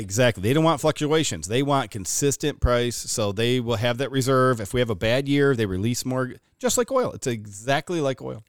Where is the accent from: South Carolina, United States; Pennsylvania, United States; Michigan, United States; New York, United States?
New York, United States; Watertown; we grew up here in Watertown